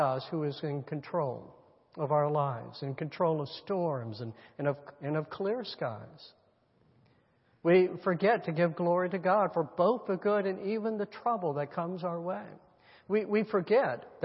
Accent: United States; we're Americans

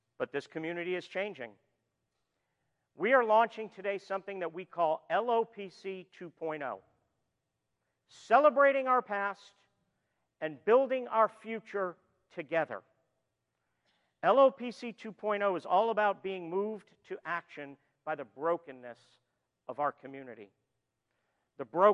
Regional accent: Florida, United States; moved away; we're from Florida

